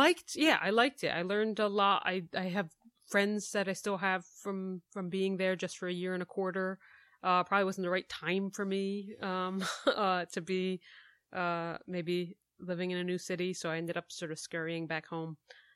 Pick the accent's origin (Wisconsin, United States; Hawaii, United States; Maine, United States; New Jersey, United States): New Jersey, United States; moved away as an adult; also born or lived in Brooklyn, New York; now in Chicago, United States; So I did move to Chicago from Brooklyn. But I'm from New Jersey. I grew up in New Jersey.